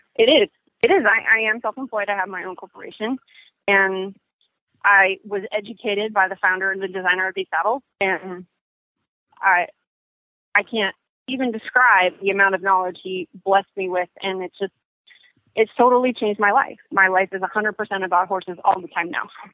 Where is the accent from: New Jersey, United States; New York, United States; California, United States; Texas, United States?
California, United States; now in Charlotte, United States; I'm originally from California